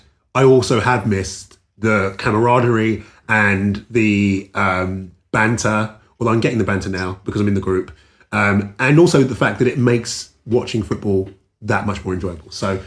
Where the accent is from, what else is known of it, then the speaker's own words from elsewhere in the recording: London, United Kingdom; moved away as an adult; now in Los Angeles, United States; On that note, so I grew up in South London near Wimbledon